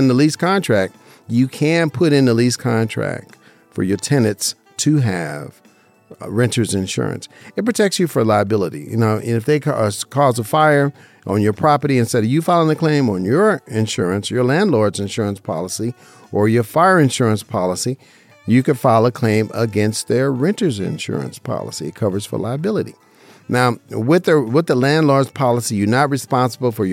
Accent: Las Vegas, Nevada, United States; Born and raised in Las Vegas, Nevada

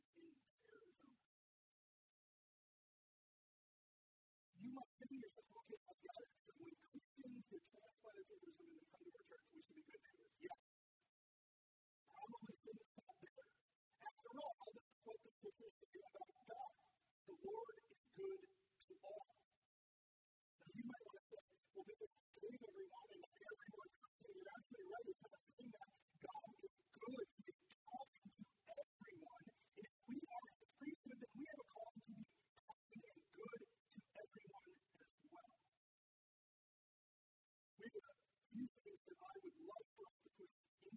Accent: North Dakota, United States; moved away as an adult; now in Arizona, United States; My wife and I grew up in Rome, North Dakota. We moved here 23 years ago.

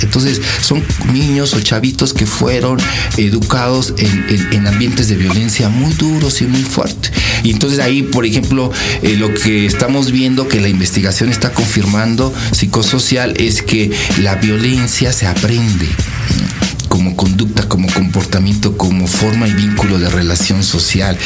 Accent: Mexico City, Mexico; soy de, México, de México, del Distrito Federal

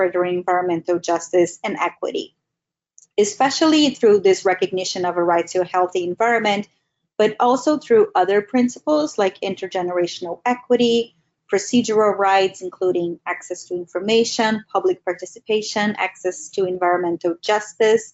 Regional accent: Brazil; I'm from Brazil

